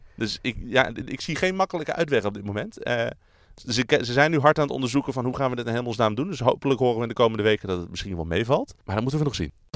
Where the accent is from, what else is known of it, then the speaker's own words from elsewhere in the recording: Netherlands; we zijn Nederlanders